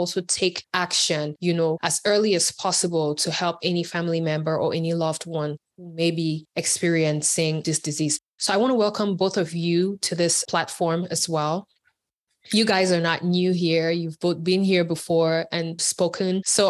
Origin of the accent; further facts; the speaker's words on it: Cameroon; we're all from Cameroon